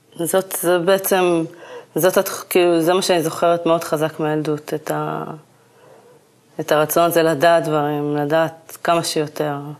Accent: Kiryat Gat, Southern District, Israel; moved away as an adult; המיקום שגדלתי בו, אה, לא כל כך הרגשתי שהעיר קצת סוגרת עליי

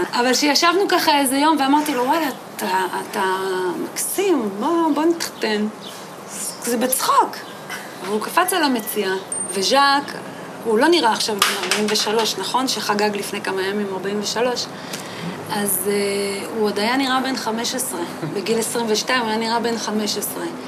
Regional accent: moshav near Rehovot, Central District, Israel; גדלתי במושב שנקרא מושב בתל עזר, אה, זה נמצא ליד רחובות. שם גם נולדתי וגרתי שם ממש עד גיל 18

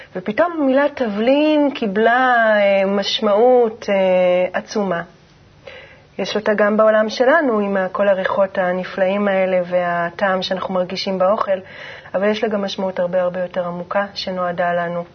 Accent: Jezreel Valley, Northern District, Israel; גדלתי בעמק יזרעאל

